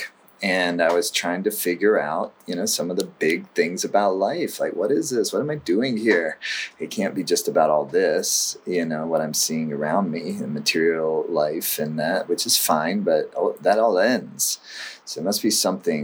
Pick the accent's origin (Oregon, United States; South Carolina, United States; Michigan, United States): South Carolina, United States; now in Northern California, United States; I was a teenager when I grew up in South Carolina